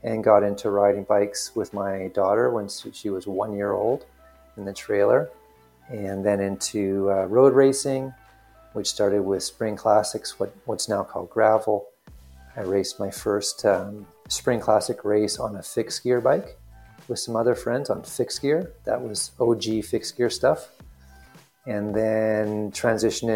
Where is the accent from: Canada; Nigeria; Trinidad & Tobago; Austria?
Canada; Ottawa, Ontario; also born or lived in Montreal; I'm from Ottawa in Ontario, which is just in the border of Quebec.